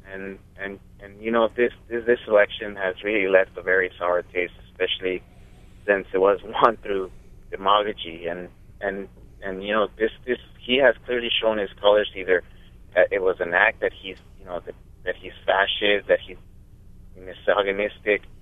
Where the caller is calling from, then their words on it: Maui, Hawaii, United States; Uh, Maui Waihea site.